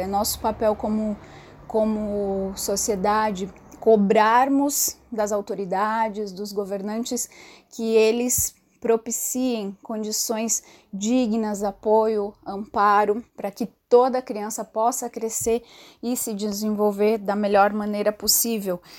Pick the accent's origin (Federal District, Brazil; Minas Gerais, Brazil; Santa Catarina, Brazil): Santa Catarina, Brazil; now in São Paulo, Brazil; moro na cidade de São Paulo, mas sou natural de Santa Catarina